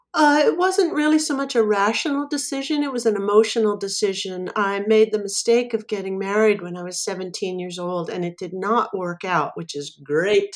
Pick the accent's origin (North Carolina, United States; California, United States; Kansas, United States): California, United States; Anaheim; I was born and raised in Anaheim, California